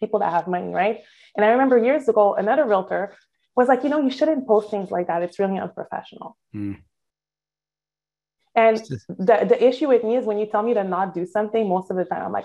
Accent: Montreal, Quebec, Canada; moved away as an adult; now in Miami, United States; I'm from Montreal, Canada, by the way. I've only been in Miami 8 years.

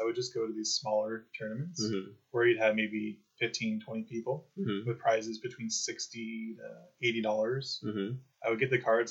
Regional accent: San Diego, California, United States; now in Japan; I'm from San Diego, California.

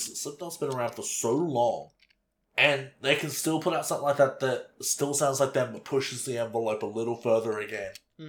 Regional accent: Australia; I'm an Aussie

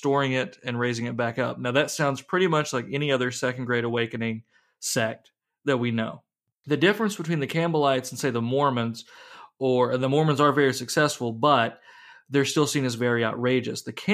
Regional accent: the South, United States; as a Southerner

